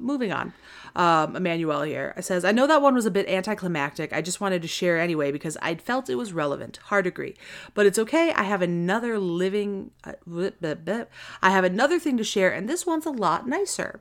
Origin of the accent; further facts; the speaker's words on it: Wisconsin, United States; accent: Wisconsin; it was real Wisconsin there for a second